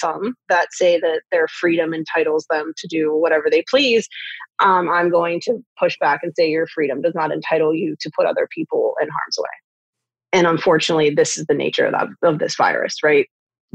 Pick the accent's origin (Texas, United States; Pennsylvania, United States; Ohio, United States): Pennsylvania, United States; Delmont; also born or lived in Greensburg, Pennsylvania; I grew up in Delmont, Westmoreland County's